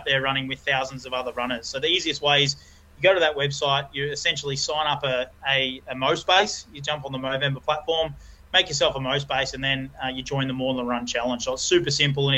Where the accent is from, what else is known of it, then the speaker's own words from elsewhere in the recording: Melbourne, Victoria, Australia; I grew up down in Melbourne playing a lot of AFL, a lot of cricket